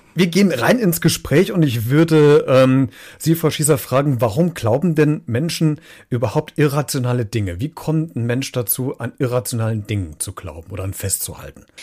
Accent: Germany; bei uns in Deutschland

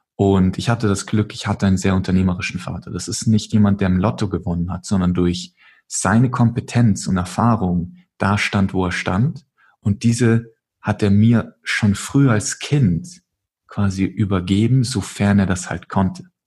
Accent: Munich, Bavaria, Germany; ich komme aus München

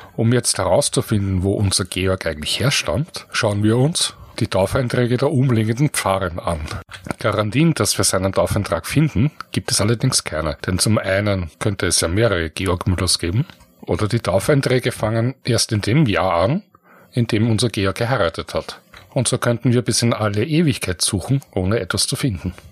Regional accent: Vienna, Austria; Ich komme aus Wien, bin hier geboren, bereits in der vierten Generation

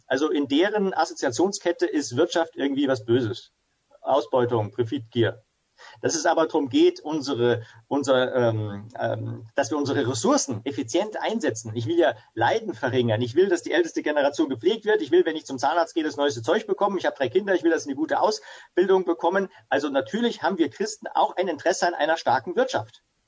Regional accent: Ingolstadt, Bavaria, Germany; Also ich bin hier in Ingolstadt äh, groß geworden, wo ich auch wieder sitze und lebe mit Familie

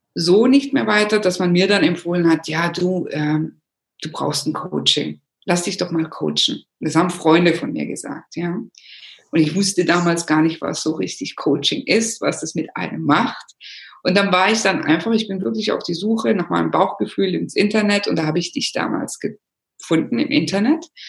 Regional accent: Germany; moved away as an adult; also born or lived in Rome, Italy; ich bin natürlich Italienerin, in Deutschland geboren, aufgewachsen

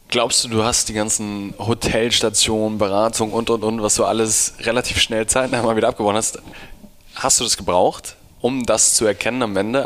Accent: Hamburg, Germany; ich komme irgendwie aus Hamburg

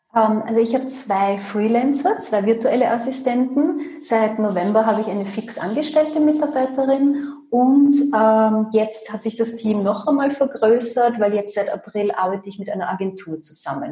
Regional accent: Austria; bei uns in Österreich

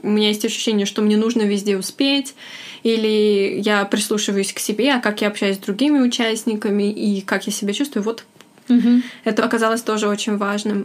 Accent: Russia; moved away; я вот из России

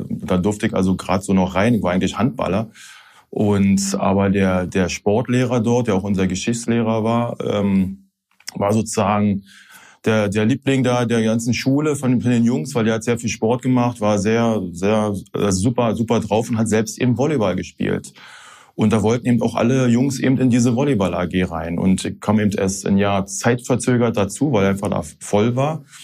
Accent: Berlin, Germany; accent: Berlin dialect; also born or lived in Hanau / Bonn; now in Rhineland, Germany; mit sechs Monaten, also als kleines Baby, bin ich dann halt nach Berlin halt. Also ich fühle mich als Berliner, ich bin Berliner, ich rede wie ein Berliner.

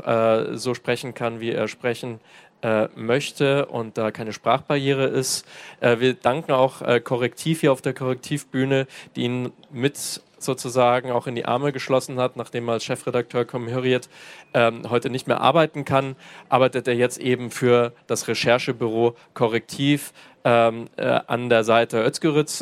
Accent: Germany; hier in Deutschland, auch als Deutsche

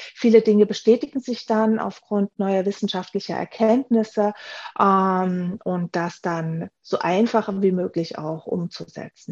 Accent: Germany; moved away as an adult; also born or lived in Graz; now in Vienna, Austria; Ich bin hier in Wien zu Hause. Ich komme eigentlich aus Deutschland, wie viele hören

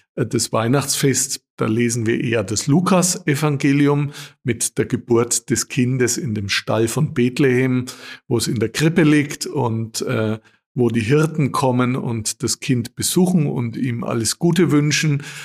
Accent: Austria; bei uns in Österreich

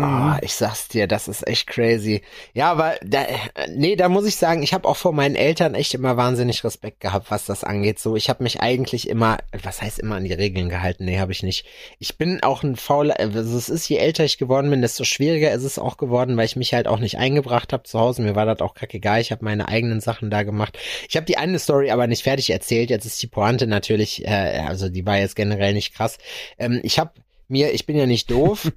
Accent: Schalksmühle, North Rhine-Westphalia, Germany; bei uns in Schalksmühle, äh, wo meine Grundschule war, wo wir auch immer skaten waren

